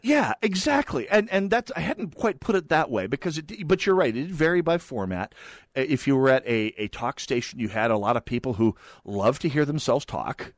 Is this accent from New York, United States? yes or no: no; rural North Dakota, United States; born or raised there; moved away